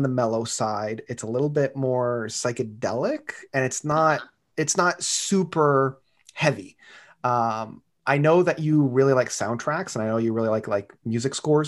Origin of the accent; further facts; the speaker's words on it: Canada; growing up in Canada and having French be that second language